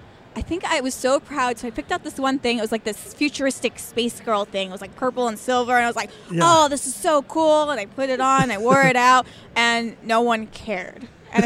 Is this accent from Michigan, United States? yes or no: no; New Jersey, United States; I was born and raised in New Jersey. So it was like a 3-hour drive to Amish country.